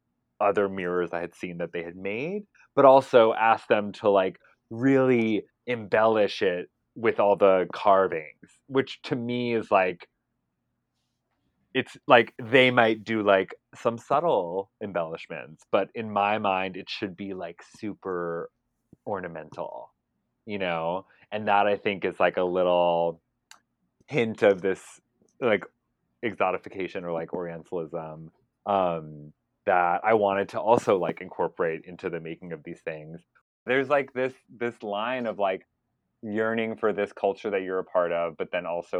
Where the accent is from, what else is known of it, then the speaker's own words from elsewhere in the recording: United States; an American Palestinian